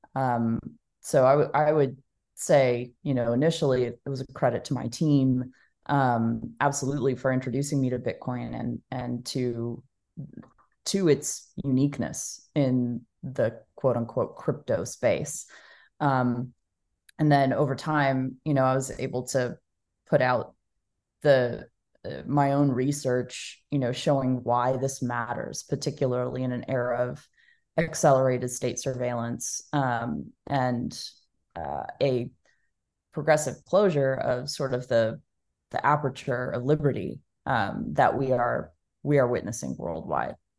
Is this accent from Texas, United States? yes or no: yes; Dallas, Texas, United States; I was born and raised in Dallas, Texas, um, and I'm still here today